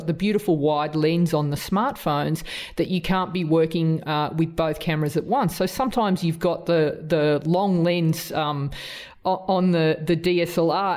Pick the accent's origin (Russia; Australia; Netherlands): Australia; accent: strong Australian; my strong Australian accent